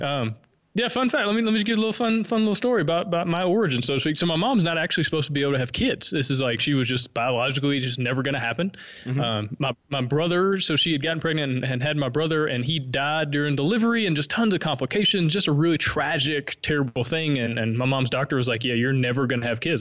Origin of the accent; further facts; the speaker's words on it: Alabama, United States; accent: Southern; moved away as an adult; now in Honduras; I'm from Alabama. Uh, as you can maybe tell, I have a slight Southern accent.